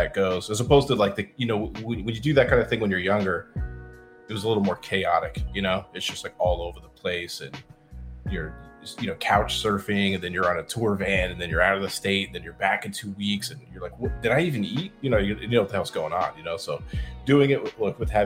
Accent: Arizona, United States; also born or lived in California; I was born in California. Moved to Arizona

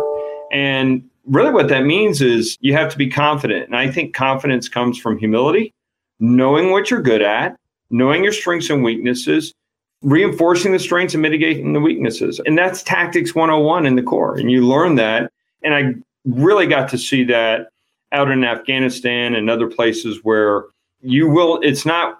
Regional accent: El Paso, Texas, United States; moved away as an adult; now in St. Louis, United States; I grew up in Texas. I'm a West Texas guy

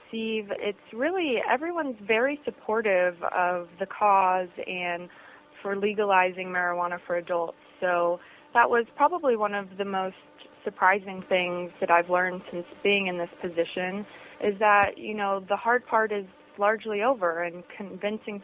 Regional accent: Florida, United States; I am from Florida

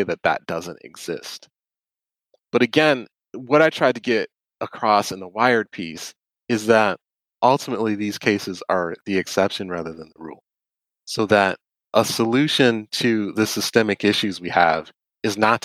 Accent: Detroit, Michigan, United States; I grew up in Detroit

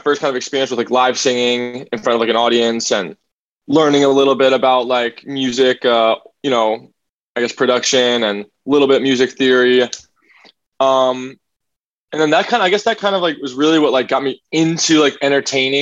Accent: Hawaii, United States; moved away as an adult; also born or lived in Flemington, New Jersey; now in Los Angeles, United States; I grew up in Hawaii, born on the East Coast, though

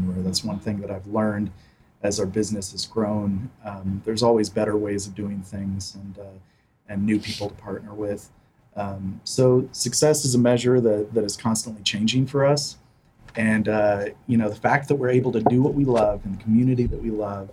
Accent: Wichita, Kansas, United States; we're both Wichita natives, graduates of Wichita State

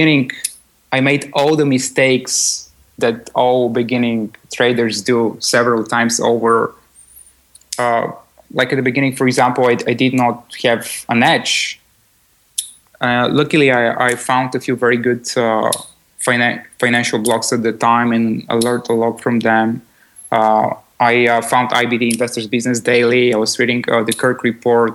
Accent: Bulgaria; I was born in Bulgaria

